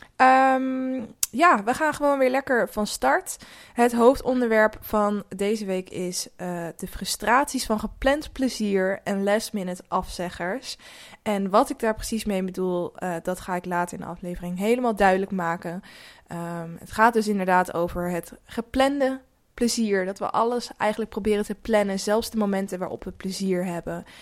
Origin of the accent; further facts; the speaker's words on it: near Rotterdam, South Holland, Netherlands; Ik kom zelf ook uit de buurt van Rotterdam